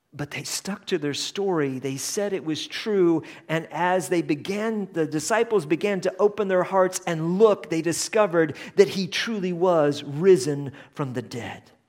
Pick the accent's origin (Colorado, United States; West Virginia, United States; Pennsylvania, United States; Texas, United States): Colorado, United States; we were from the United States, um, and that we are from the West, which is Colorado